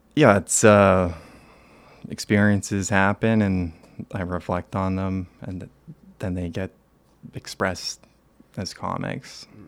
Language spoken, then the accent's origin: English; Toronto, Ontario, Canada; I'm from Toronto. I was raised here